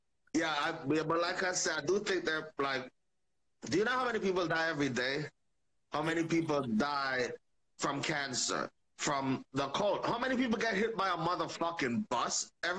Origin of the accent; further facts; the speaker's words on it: Jamaica; I'm Jamaican.